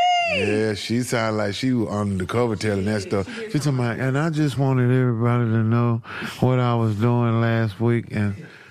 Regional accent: Atlanta, Georgia, United States; I'm from Bankhead Court.

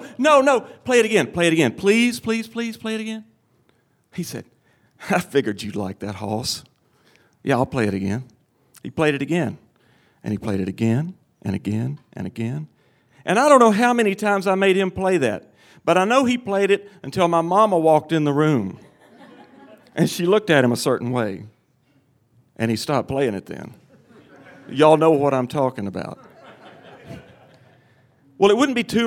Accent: Cottage Grove, Tennessee, United States; I was 8 years old, and I lived in my hometown of Cottage Grove, Tennessee

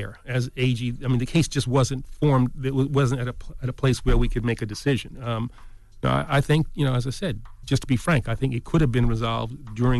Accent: East Elmhurst, New York, United States; I'm from East Elmhurst.

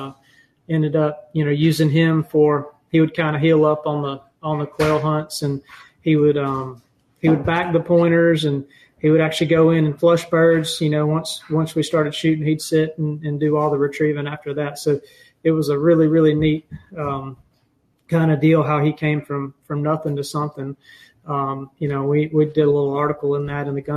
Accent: Leesburg, Georgia, United States; I am originally from Leesburg, Georgia. Graduated from Lee County High School down there

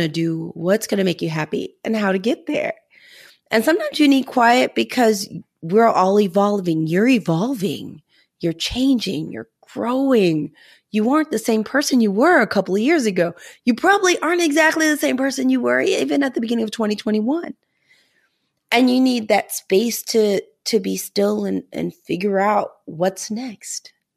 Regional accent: Missouri, United States; moved away; also born or lived in New England; I'm from Missouri

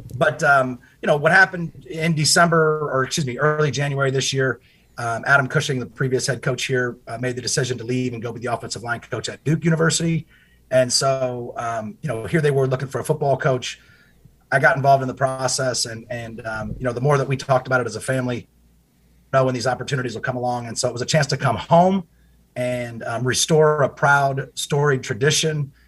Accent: Indianapolis, Indiana, United States; moved away as an adult; also born or lived in California / Hanover, New Hampshire / Chicago, Illinois; now in Charleston, United States; having been a Midwest native, um, growing up in Indianapolis

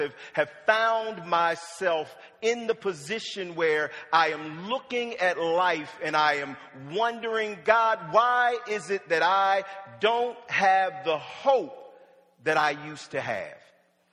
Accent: Wilmington, Delaware, United States; also born or lived in Norfolk, Virginia; I was born in Norfolk, Virginia, and my parents moved to Wilmington, Delaware when I was about 5

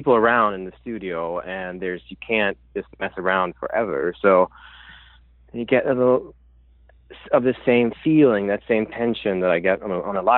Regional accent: Sweden; English is a second language; moved away as an adult; now in Brooklyn, United States

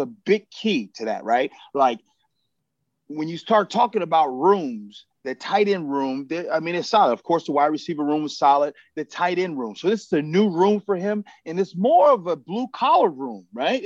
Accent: Midwest, United States; I'm from the Midwest.

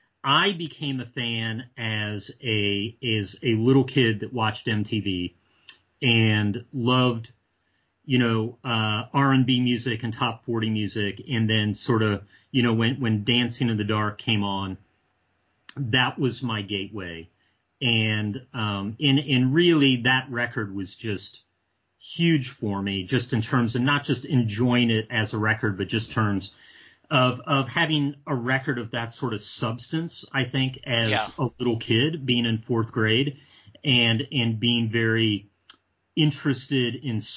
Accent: Ohio, United States; but I grew up mostly in Ohio. And so a couple years of my childhood was living outside of Cleveland

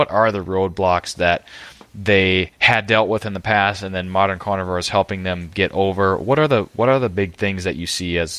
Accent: Minnesota, United States; I just can't help myself as a Minnesotan, Mark.

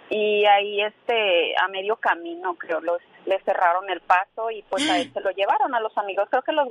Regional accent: Guadalajara, Jalisco, Mexico; now in Las Vegas, United States; yo soy de Guadalajara

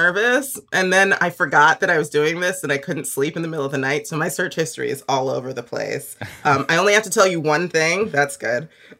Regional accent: Los Angeles, California, United States; also born or lived in Ghana / Washington, D.C. area; I grew up in Los Angeles, mostly partly in Ghana and partly on the East Coast in the D.C., Maryland, Virginia area. So I've just got like a smattering of locations that are my hometown.

